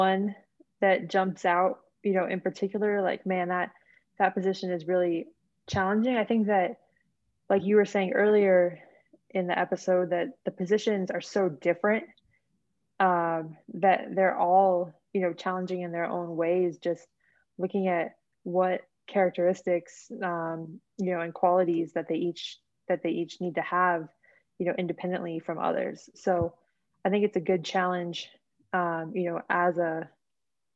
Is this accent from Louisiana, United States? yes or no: no; Phoenix, Arizona, United States; also born or lived in San Diego, California; now in Denver, United States; I'm from Phoenix, Arizona, originally